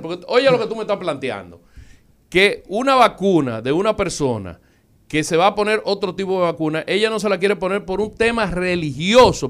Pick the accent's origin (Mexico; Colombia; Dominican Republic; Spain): Dominican Republic; Nosotros, como dominicanos, somos orgullosos de nuestra raza y nuestro país.